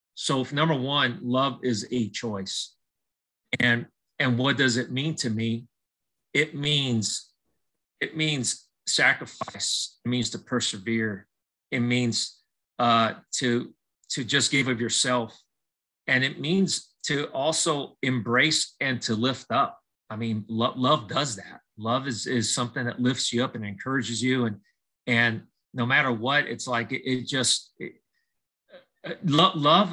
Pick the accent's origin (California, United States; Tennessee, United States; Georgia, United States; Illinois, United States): California, United States; Southern; I was born and raised in Southern California